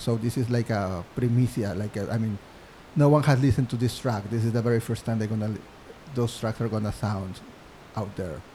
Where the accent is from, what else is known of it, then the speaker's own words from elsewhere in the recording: Mexico; English is a second language; moved away as an adult; now in New York City, United States; I'm from Mexico, I'm a student at NYU